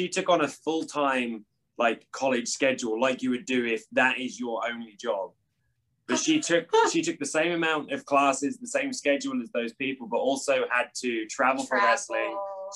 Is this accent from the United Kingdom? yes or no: yes; East of England, United Kingdom; So I was born in Galston, which is in Norfolk, which I just tell everyone Norwich, because that's the closest like city to where I'm from. I'm from like a small like seaside beach town